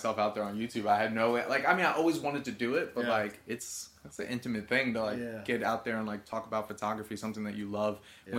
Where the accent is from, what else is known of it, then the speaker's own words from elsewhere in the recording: New York, United States; I'm from New York.